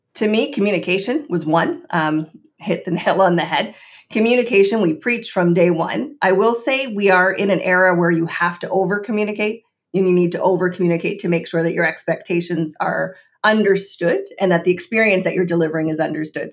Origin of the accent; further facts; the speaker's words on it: Canada; as a Canadian